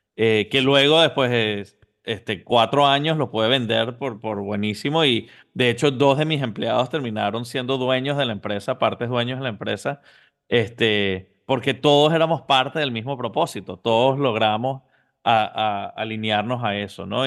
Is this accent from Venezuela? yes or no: yes; Venezuela; moved away as an adult; also born or lived in Houston, Texas; now in Miami, United States; originalmente nací en Houston, Texas, pero, pero a una temprana edad mis papás estaban estudiando en Estados Unidos y, me mudé a Venezuela a los seis años. Desde los seis hasta los 24 estuve en Venezuela